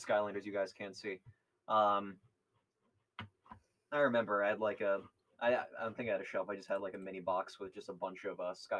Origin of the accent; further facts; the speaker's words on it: New England, United States; as we are from New England